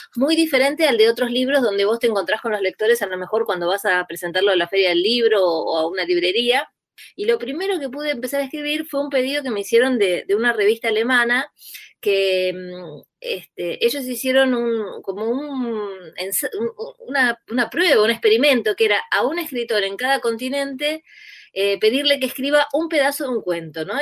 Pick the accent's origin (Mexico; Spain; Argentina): Argentina; Burzaco, Buenos Aires Province; crecí en Bursaco